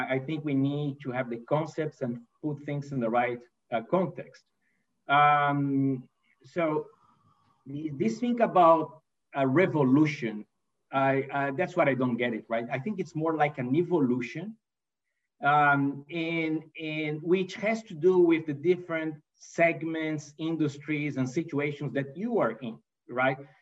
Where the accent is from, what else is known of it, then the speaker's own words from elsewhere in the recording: Brazil; English is a second language; moved away as an adult; also born or lived in Italy / United States; I'm not a native English speaker, right? So I'm, uh, I was born in Brazil and raised in Brazil.